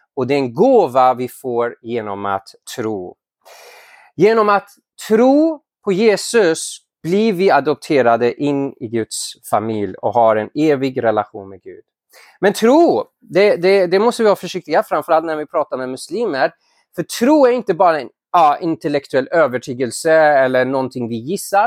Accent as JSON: {"language": "Swedish", "country": "Iran", "moved": "yes", "lives_now": "Sweden", "said": "jag är ursprungligen från Iran"}